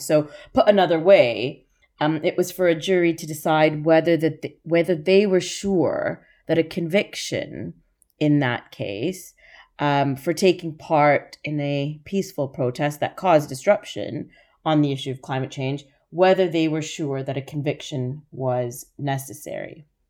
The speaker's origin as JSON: {"language": "English", "country": "Canada", "also_born_or_lived": "Toronto", "accent": "Canadian", "moved": "yes", "said": "I don't know if you can tell from my accent, I'm Canadian"}